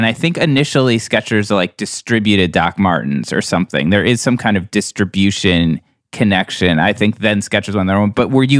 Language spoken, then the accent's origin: English; Cleveland, Ohio, United States; moved away; we had very different experiences of growing up in Cleveland.